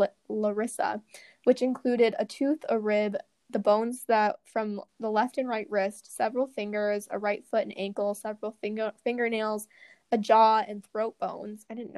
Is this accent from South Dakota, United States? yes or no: yes; Aberdeen, South Dakota, United States; I was born in Aberdeen.